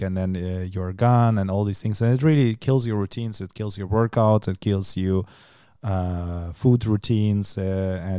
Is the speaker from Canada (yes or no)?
no; Germany; moved away; where I grew up in Germany